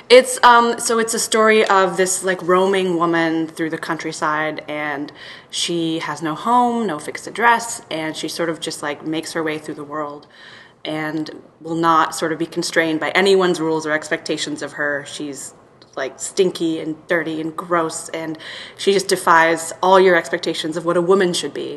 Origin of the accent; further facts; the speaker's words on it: Belgrade, Serbia; moved away; I'm from Serbia, so I saw, would would have seen that in Belgrade, and there's this like um, beautiful old picture house now is closed in our neighborhood there